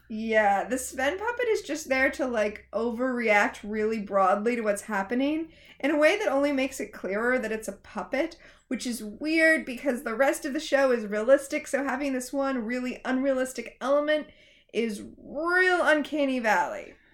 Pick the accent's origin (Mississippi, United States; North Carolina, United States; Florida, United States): Florida, United States; I grew up in Florida